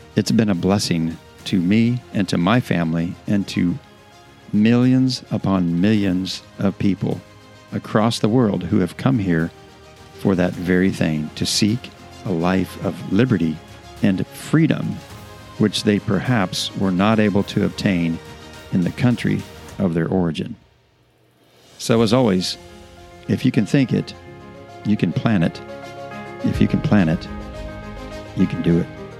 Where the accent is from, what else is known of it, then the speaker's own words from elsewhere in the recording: United States; in our country today